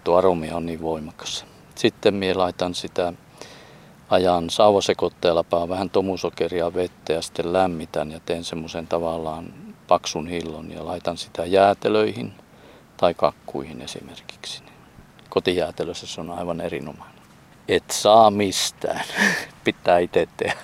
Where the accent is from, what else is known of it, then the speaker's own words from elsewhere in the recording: Jaatila, Lapland, Finland; moved away; meillä päin Jaatilassa niin vadelmaa sanottiin vaaraimeksi